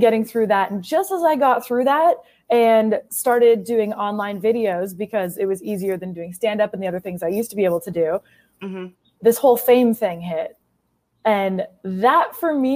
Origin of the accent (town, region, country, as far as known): Canada; now in United States